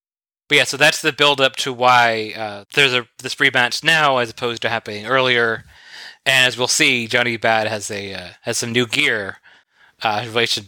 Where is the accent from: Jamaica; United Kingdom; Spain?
United Kingdom; You know, I had to reference Churchill because I'm British.